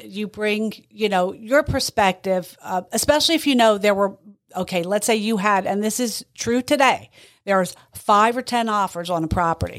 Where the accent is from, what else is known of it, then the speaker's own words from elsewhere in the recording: Boyertown, Pennsylvania, United States; I grew up in the Valley Boyer town